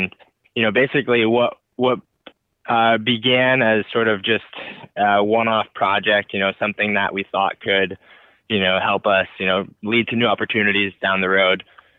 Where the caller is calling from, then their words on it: Santa Cruz, California, United States; But yeah, I'm checking in from Santa Cruz, California. So I've been hunkered down here since the pandemic began, pretty much.